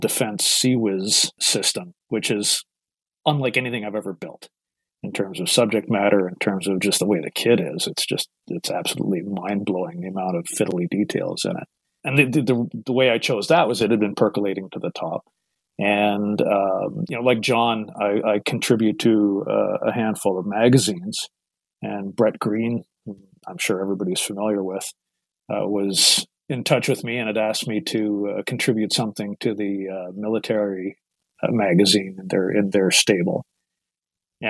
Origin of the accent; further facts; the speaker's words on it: Toronto, Ontario, Canada; now in Guelph, Canada; I hail from Toronto, Ontario, Canada. I'm sure some of your listeners are going to pick up on the accent a little bit.